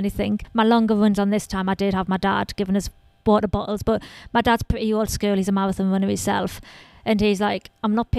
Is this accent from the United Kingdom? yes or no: yes; Sunderland, North East England, United Kingdom; I'm from Sunderland in northeast of England.